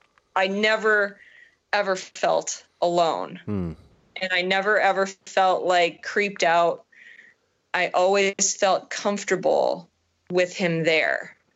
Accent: Chicago, Illinois, United States; I'm like, yeah, that's fine. We're from the Chicago area. It's fine.

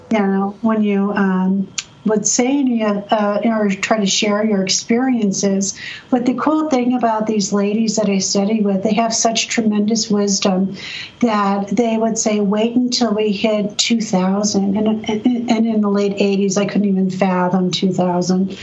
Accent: San Diego, California, United States; I grew up in San Diego.

